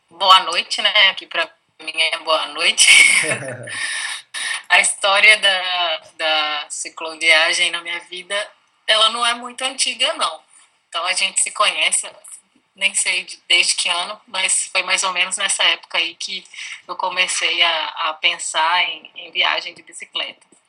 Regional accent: Itabira, Minas Gerais, Brazil; Itabira, que é a cidade dos meus pais, onde eu nasci

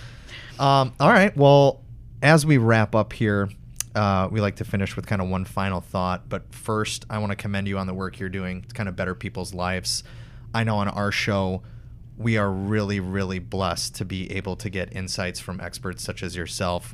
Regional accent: Wisconsin, United States; I'm from Wisconsin

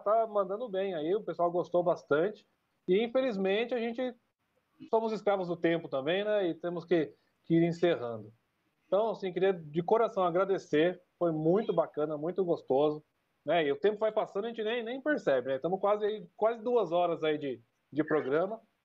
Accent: Sorocaba, São Paulo, Brazil; accent: sorocabano; do nosso querido sotaque sorocabano

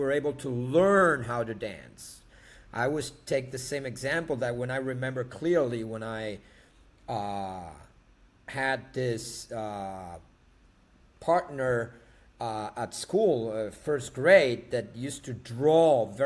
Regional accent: Argentina; I was introduced to tango since I was raised in Argentina

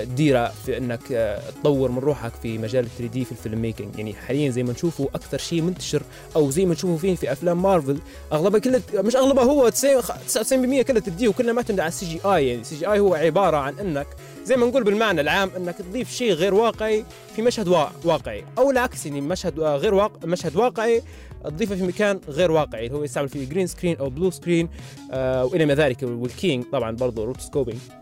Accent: Libya; هنا عندنا في ليبيا

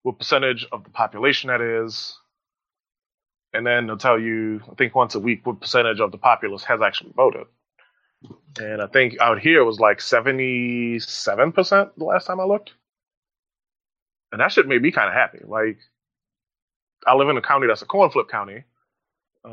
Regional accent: New Orleans, Louisiana, United States; moved away; where I grew up in New Orleans, voted at an elementary school

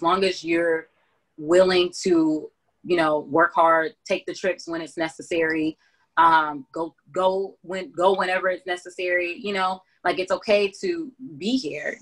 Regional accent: Augusta, Georgia, United States; also born or lived in Atlanta, Georgia; I was born in Atlanta. We moved here when I was three, so I'm from Augusta

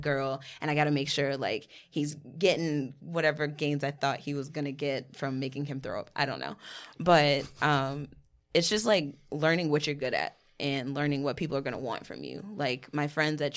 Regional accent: Winston-Salem, North Carolina, United States; moved away as an adult; now in New Jersey, United States; I was born and raised in Winston-Salem, North Carolina.

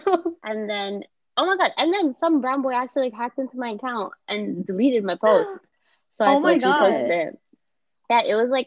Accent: New York City, New York, United States; I am from New York City

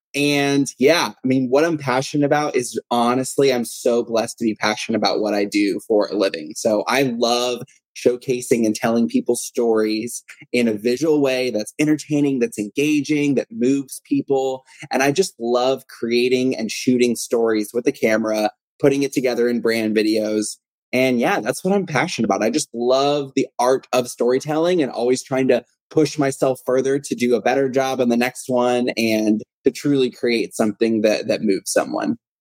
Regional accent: Texas, United States; I'm from Texas, uh, born and raised, Texas native

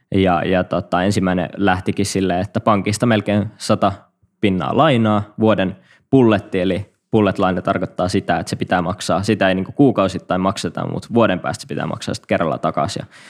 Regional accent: Kuopio, North Savo, Finland; moved away; mä oon … ja Savolainen Kuopiasta kotosi alun perin

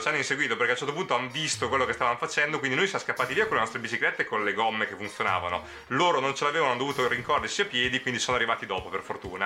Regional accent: Naples area, Campania, Italy; dei venditori di sogni partenopei che stavano dalle mie parti

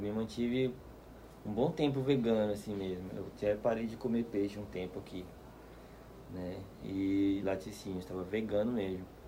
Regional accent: Aracaju, Sergipe, Brazil; moved away as an adult; also born or lived in Fernando de Noronha; now in Piracanga, Brazil; eu nasci na beira do mar mesmo, me criei, né? Até, na verdade, Desde que eu saí de Aracaju com 23 anos

